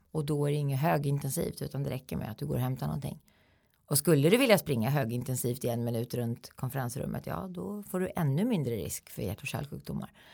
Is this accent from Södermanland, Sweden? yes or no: yes; Eskilstuna, Södermanland, Sweden; i min hemstad då, då i Eskilstuna